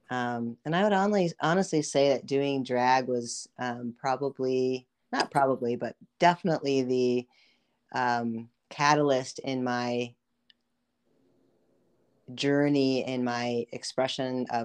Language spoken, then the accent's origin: English; Brookings, South Dakota, United States; also born or lived in California / Philippines; So I was born in California. I lived in the Philippines. I mostly grew up, if you will, in South Dakota, Brookings, South Dakota. So I went to middle school, high school, and most of my years of college in South Dakota.